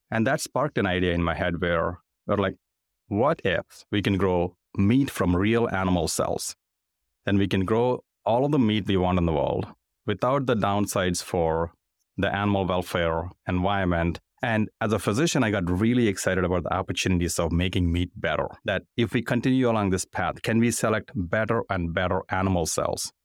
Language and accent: English; India; moved away as an adult; now in United States; I grew up in India